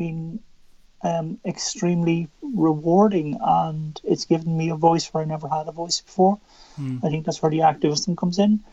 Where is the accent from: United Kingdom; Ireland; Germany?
Ireland; Drogheda, County Louth; So I'm originally from County Louth. So still very much here. I was born in Drogheda